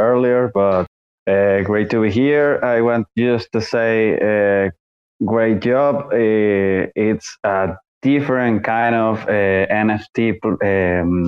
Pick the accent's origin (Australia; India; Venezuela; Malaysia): Venezuela; now in Chile; Soy de Venezuela. Vivo en Chile.